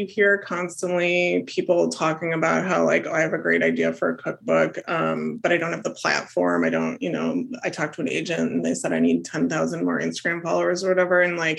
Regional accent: Wisconsin, United States; now in Austin, United States; because I'm from Wisconsin and I live in Texas

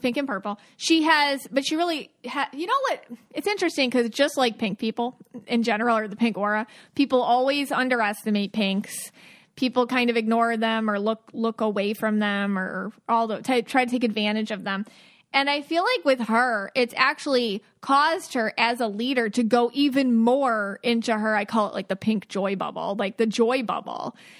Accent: Buffalo, New York, United States; now in Florida, United States; I'm from Buffalo, and I, but I live in Florida

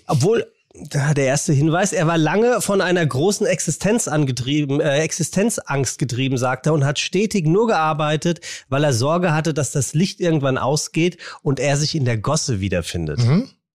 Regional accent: Frankfurt, Hesse, Germany; in meiner Heimat in, ja. in Frankfurt. Ich bin ja tatsächlich in Frankfurt geboren

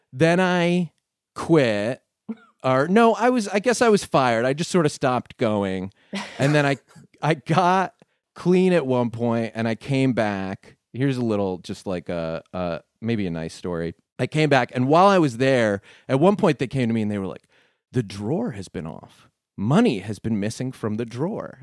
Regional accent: Connecticut, United States; also born or lived in New Jersey; I grew up in Connecticut

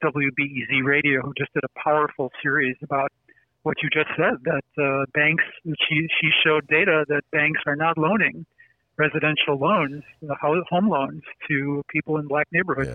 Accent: Chicago, Illinois, United States; accent: Chicago; I grew up on the west side

